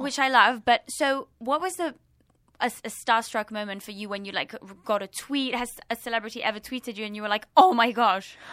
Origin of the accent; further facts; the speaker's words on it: London, United Kingdom; now in Los Angeles, United States; I'm from London and I could just step out of my house and I would bump into people